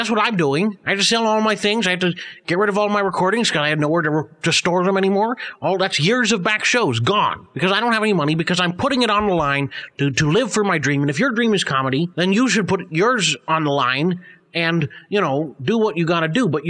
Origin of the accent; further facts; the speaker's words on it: United Kingdom; You know, wit is something that I care about deeply, of course, being British